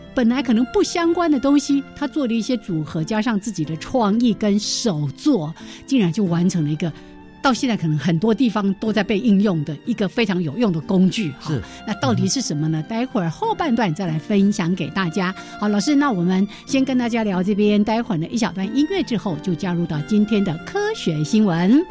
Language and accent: Chinese; Changhua County, Taiwan; 我住彰化嘛， 我彰化人， 我们家后面本来有一条非常清澈的小溪